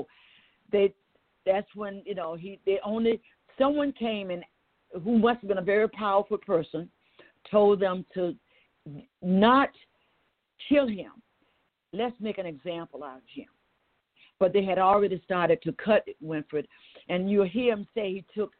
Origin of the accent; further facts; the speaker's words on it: Waycross, Georgia, United States; I'm from Waycross, Georgia